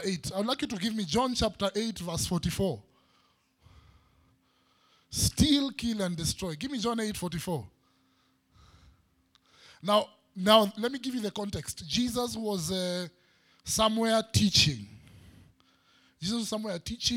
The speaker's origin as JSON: {"language": "English", "region": "Nairobi", "country": "Kenya", "tie": "born or raised there", "said": "growing up in Eastlands, in Umoja, we used to fight"}